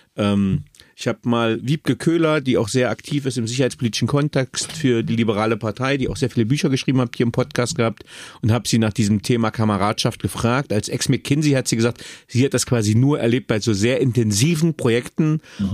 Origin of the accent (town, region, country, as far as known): Magdeburg, Saxony-Anhalt, Germany